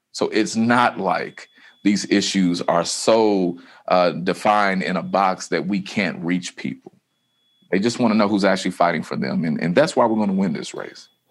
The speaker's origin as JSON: {"language": "English", "town": "Louisville", "region": "Kentucky", "country": "United States", "said": "I come from the West End of Louisville"}